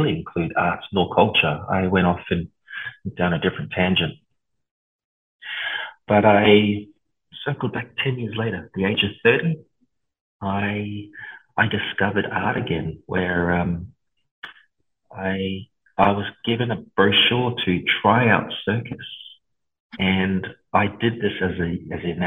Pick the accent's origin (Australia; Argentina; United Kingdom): Australia; Ipswich, Queensland; also born or lived in Lower Hutt, New Zealand / Porirua, New Zealand / Auckland, New Zealand / Samoa (ancestry); we moved to a little town called Ipswich outside Brisbane, I was raised, and most of my schooling and my childhood was there